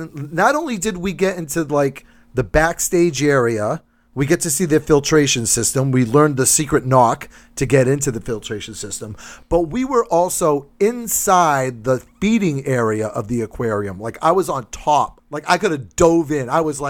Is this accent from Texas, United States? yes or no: no; New Bedford, Massachusetts, United States; I'm from New Bedford.